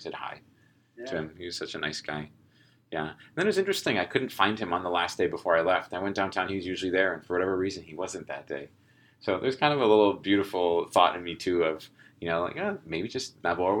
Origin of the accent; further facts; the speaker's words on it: United States; I'm from the United States.